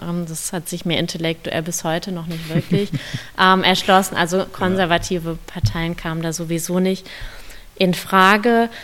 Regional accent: Bielefeld, North Rhine-Westphalia, Germany; Ich komme aus Bielefeld

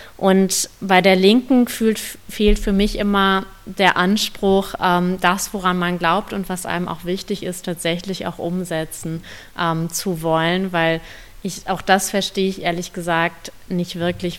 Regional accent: Bielefeld, North Rhine-Westphalia, Germany; Ich komme aus Bielefeld

